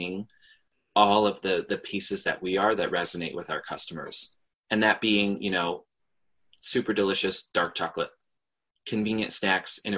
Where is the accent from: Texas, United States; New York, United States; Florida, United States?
New York, United States; I'm from New York, so I can't really say that I've grown up in a super hate-filled society